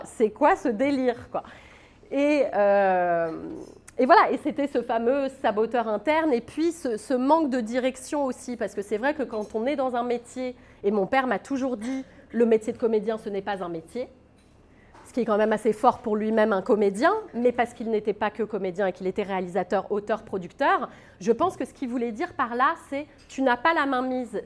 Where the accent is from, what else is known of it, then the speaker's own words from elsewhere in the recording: Paris, Île-de-France, France; je suis plus parisienne que moi, tu meurs parce que je suis born and raised à Montmartre. Pendant 22 ans, j'ai grandi à Montmartre